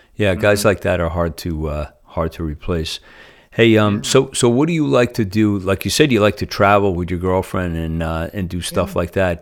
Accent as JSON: {"language": "English", "region": "Northeast", "country": "United States", "moved": "yes", "said": "I'm from the Northeast"}